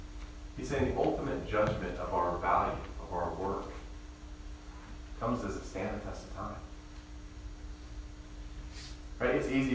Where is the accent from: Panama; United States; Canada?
United States; Indiana; I mean, I normally tell them Indiana because that's where I was born and I spent a good amount of years there